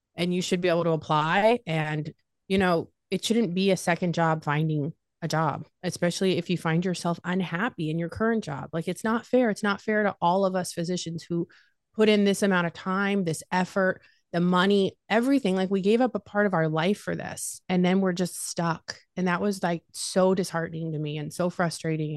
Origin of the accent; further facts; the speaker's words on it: Las Vegas, Nevada, United States; moved away as an adult; now in Ohio, United States; born and raised in Las Vegas. Uh, moved to Ohio